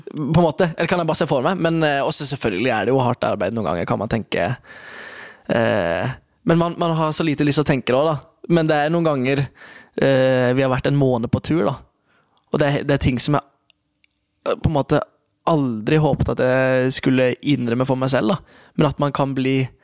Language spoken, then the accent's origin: Norwegian; Oslo, Norway; moved away; also born or lived in Kristiansand; jeg vokste opp i Oslo